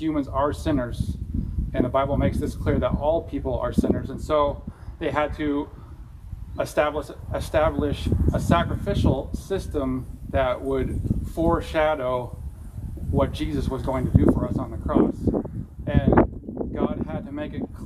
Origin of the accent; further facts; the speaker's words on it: California, United States; accent: California; my California accent